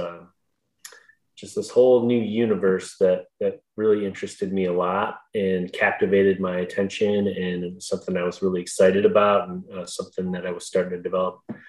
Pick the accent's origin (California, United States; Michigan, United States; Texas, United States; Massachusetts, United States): Michigan, United States; Rapid City; also born or lived in Bellaire, Michigan; I'm actually from Rapid City